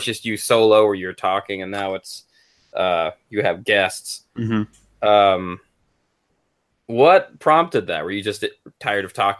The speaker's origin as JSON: {"language": "English", "town": "Colorado Springs", "region": "Colorado", "country": "United States", "tie": "born or raised there", "also_born_or_lived": "New York State", "said": "Well, I was born in New York State, not New York City, the other New York, as they say. But I lived majority of my life in Colorado"}